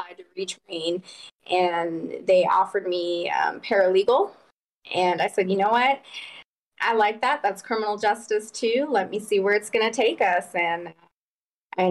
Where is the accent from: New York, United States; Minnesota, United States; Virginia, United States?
Virginia, United States; Virginia Beach; moved away as an adult; my hometown is actually Virginia Beach, Virginia.